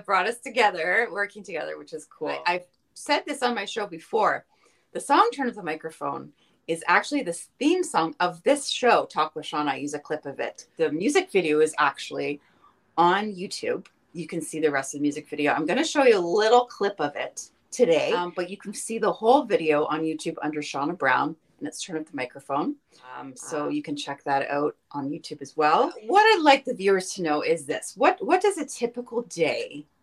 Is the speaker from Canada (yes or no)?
yes; Wolfville, Nova Scotia, Canada; I'm from Wolfville, Nova Scotia